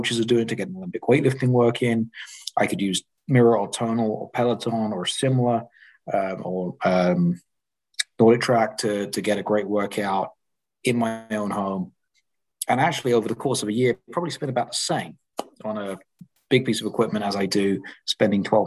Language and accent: English; England, United Kingdom; I grew up in England